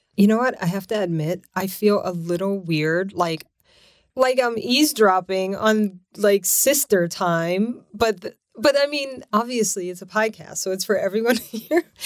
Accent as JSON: {"language": "English", "town": "Lafayette", "region": "Louisiana", "country": "United States", "tie": "born or raised there", "also_born_or_lived": "New York City / Connecticut", "moved": "as an adult", "lives_now": "California, United States", "said": "I was born and raised in Louisiana, Lafayette, Louisiana, and so lived there twenty-five years"}